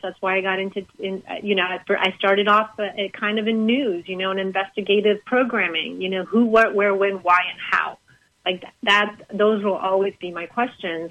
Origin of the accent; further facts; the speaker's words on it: Canada; moved away as an adult; also born or lived in Boston; now in United States; growing up in Canada, I was very worldly.